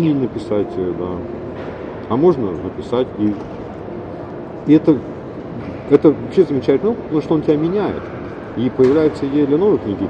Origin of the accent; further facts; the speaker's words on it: Urals, Russia; я все-таки уральский да, человек